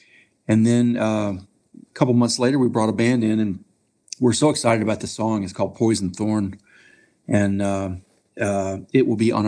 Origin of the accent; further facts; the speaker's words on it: North Carolina, United States; now in Nashville, United States; I'm originally from North Carolina.